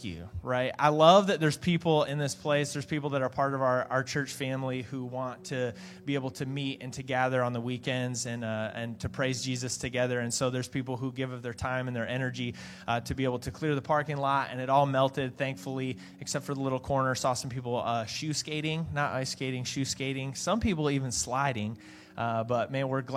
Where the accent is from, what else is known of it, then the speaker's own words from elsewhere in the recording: Michigan, United States; moved away; I'm from Michigan